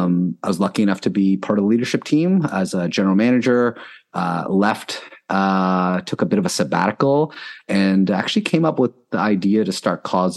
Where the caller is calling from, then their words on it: Toronto, Ontario, Canada; Toronto, Ontario.